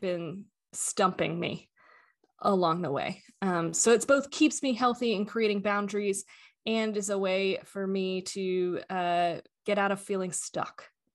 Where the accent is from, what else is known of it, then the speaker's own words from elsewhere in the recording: Atlanta, Georgia, United States; I am currently located in Atlanta, Georgia, um, grew up most of my life here